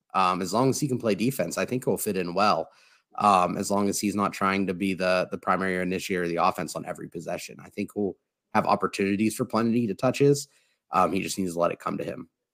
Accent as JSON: {"language": "English", "region": "West Virginia", "country": "United States", "tie": "born or raised there", "said": "That's my home state."}